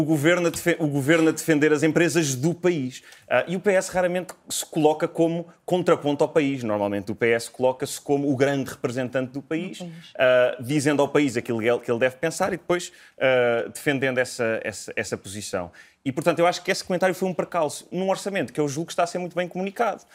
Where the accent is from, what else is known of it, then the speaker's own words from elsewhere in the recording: Portugal; moved away as an adult; now in London, United Kingdom; Eu já saí de Portugal em 2017